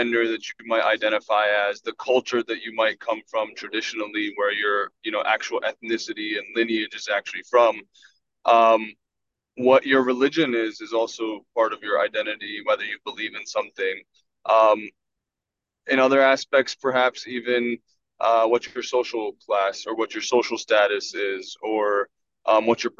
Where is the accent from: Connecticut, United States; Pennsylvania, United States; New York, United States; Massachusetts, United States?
Pennsylvania, United States; Philadelphia; I'm from the Philadelphia area